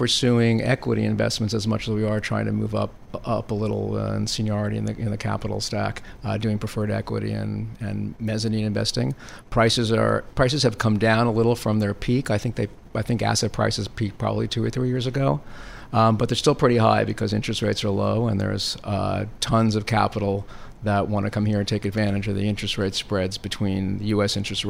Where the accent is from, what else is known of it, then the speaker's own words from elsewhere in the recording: New York, United States; Because I grew up in New York and because I'm basically an East Coast person